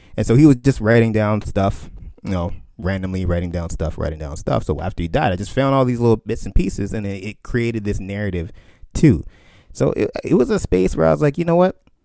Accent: Canada; My family's from Barbados, you know, growing up in Canada

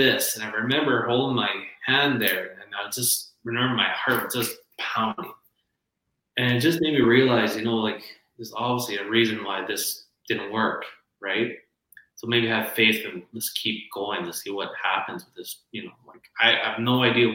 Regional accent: Lloydminster, Canada; Lloydminster, my hometown

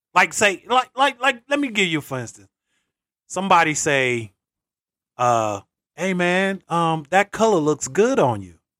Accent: Greenville, North Carolina, United States; growing up in North Carolina, shout out Greenville

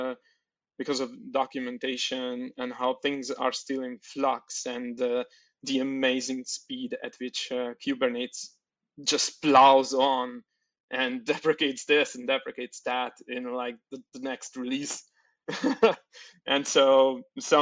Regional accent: Oroszlány, Komárom-Esztergom, Hungary; now in Budapest, Hungary; I'm coming from Hungary and from Budapest. I was originally born in Oroszlány, which is 100 kilometers from Budapest, but moved into Budapest

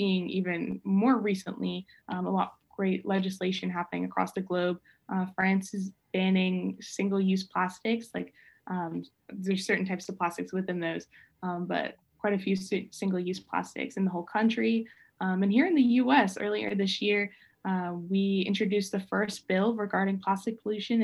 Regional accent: Georgia, United States; especially growing up in Georgia

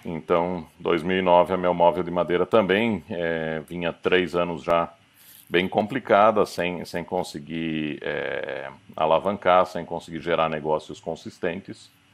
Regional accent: Curitiba, Paraná, Brazil; now in Germany; meus, meu pai nascido em Curitiba, minha mãe veio do Paraguai para o Brasil. É, mas sou, sou um daqueles curitibanos orgulhosos da cidade, assim, bem bairrista. Fala vina, fala leite quente

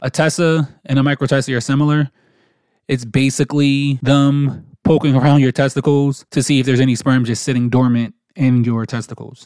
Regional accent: New Jersey, United States; moved away as an adult; now in North Carolina, United States; we were born and raised in New Jersey

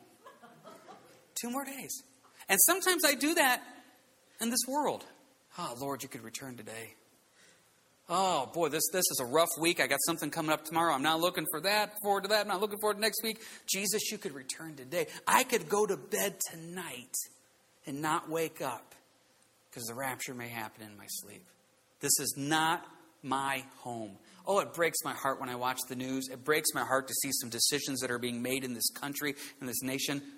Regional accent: United States; we're very blessed with where we live as a nation, as an American

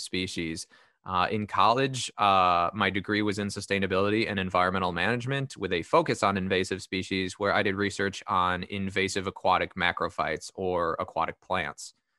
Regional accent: Northern Illinois, United States; born and raised in Northern Illinois, still stuck here

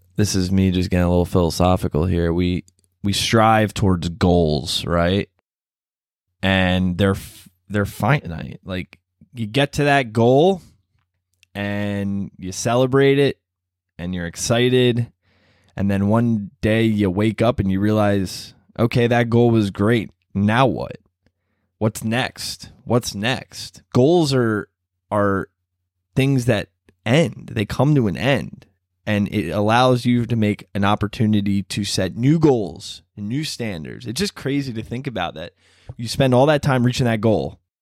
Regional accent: Baltimore, Maryland, United States; moved away as an adult; also born or lived in College Park; now in Washington, D.C., United States; I grew up in Baltimore.

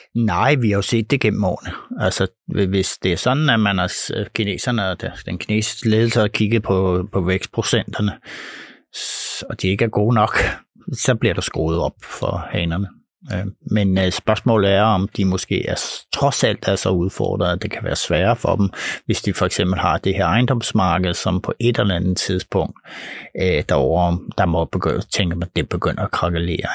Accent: Denmark; vi danskere

